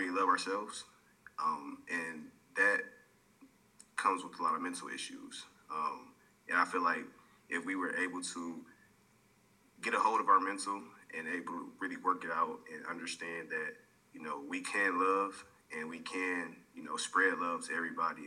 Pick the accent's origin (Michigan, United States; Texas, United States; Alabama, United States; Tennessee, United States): Michigan, United States; Detroit; now in Arizona, United States; I'm actually from Detroit, Michigan. I live in Arizona